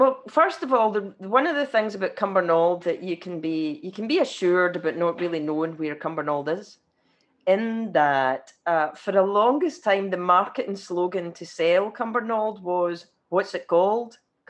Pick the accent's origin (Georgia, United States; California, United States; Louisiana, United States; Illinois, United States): California, United States; I am. I'm not, actually. I'm from Orange County.